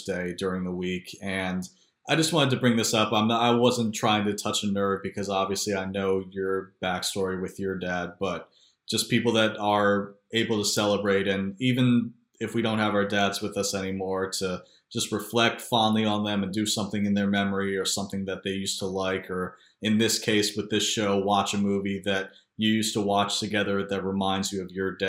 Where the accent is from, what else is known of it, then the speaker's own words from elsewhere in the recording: Philadelphia, Pennsylvania, United States; also born or lived in Baltimore, D.C. area; now in Baltimore-Washington area, United States; I'm from Philadelphia originally, but now live in the Baltimore, D.C. area